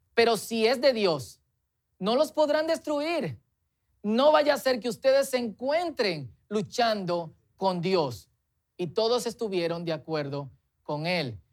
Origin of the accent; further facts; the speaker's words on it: Dominican Republic; Es nuestra tendencia, especialmente como dominicanos, mientras crecemos, formalizarnos y tradicionalizarnos